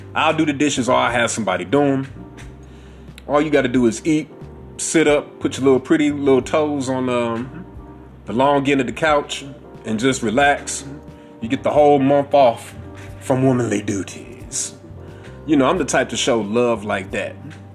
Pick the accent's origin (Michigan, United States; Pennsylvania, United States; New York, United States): New York, United States; Bronx; I'm from the Bronx, know what I mean? I grew up with 12, we was too busy to always be chasing after dick.